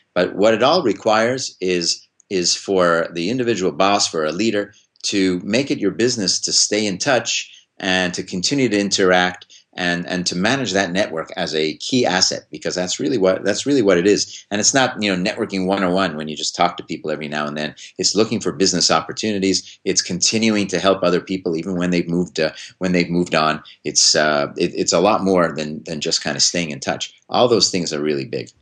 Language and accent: English; Montreal, Quebec, Canada; now in Hanover, United States; I grew up in Montreal